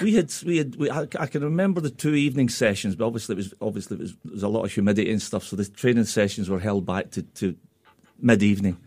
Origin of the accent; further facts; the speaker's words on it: Scotland, United Kingdom; being a Scotsman